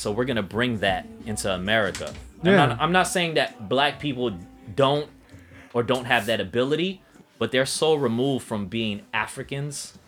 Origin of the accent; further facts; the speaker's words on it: United States; as an Asian American